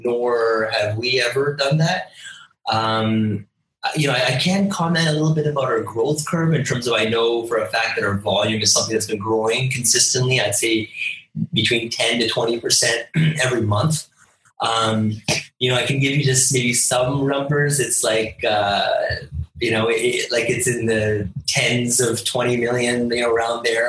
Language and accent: English; Toronto, Ontario, Canada; moved away as an adult; now in India; my parents are from India. I was born and raised in Canada